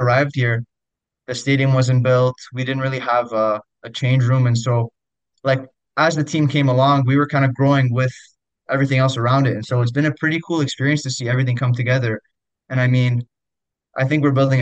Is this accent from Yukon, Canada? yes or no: no; Ottawa, Ontario, Canada; the Ottawa Fury before, my hometown